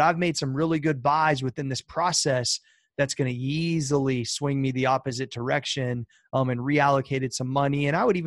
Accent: Columbus, Ohio, United States; I'm from Columbus

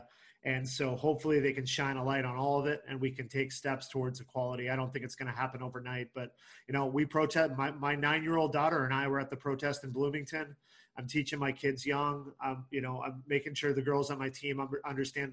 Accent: Canada; moved away as an adult; also born or lived in Deep South; now in Indiana, United States; I grew up in Canada

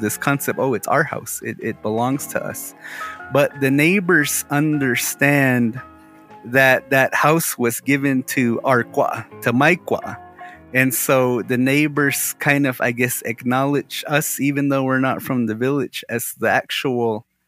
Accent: Moenkopi, Arizona, United States; we're from Mungkapi, that my family kind of somewhat actually has a claim to a house in Hotbala, in your village.

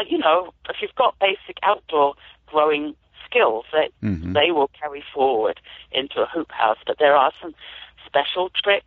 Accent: United Kingdom; moved away as an adult; So I'm an immigrant farmer, as you might be able to tell from my accent. I've moved here about 27 years ago from the UK. And I used to do gardening there as well

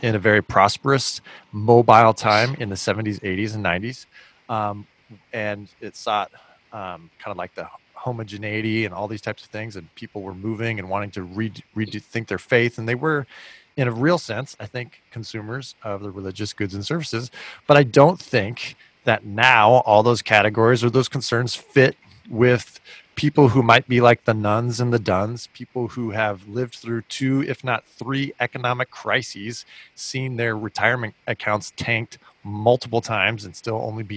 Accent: Silicon Valley, California, United States; moved away; I'm from California. I grew up in Silicon Valley

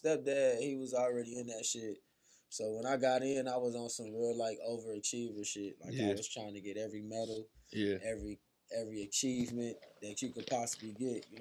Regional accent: Southern Illinois, United States; moved away; also born or lived in St. Louis, Missouri; I'm from Southern Illinois, Parkville, Illinois, to be exact. That's a small town.

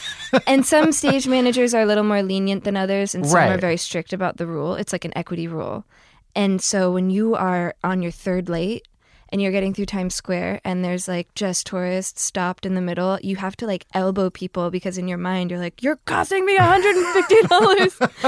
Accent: New Jersey, United States; New Jersey.

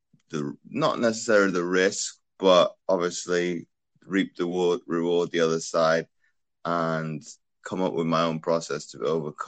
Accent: Belgium; born there; Well, I was born in Belgium to a military family.

